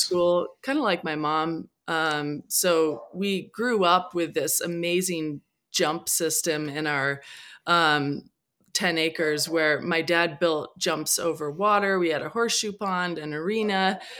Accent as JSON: {"language": "English", "area": "Whidbey Island", "region": "Washington", "country": "United States", "tie": "born or raised there", "said": "I grew up on Whidbey Island"}